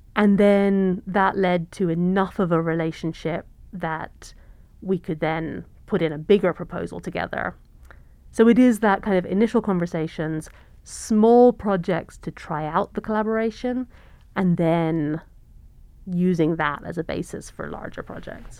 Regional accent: England, United Kingdom; moved away as an adult; also born or lived in London / Cambridge / North Carolina / California; now in Montana, United States; I'm originally from the U K. I grew up in England

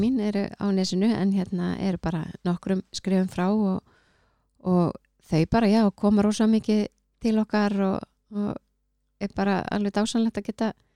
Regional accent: Keflavík, Southern Peninsula, Iceland; ég er bara úr Keflavík

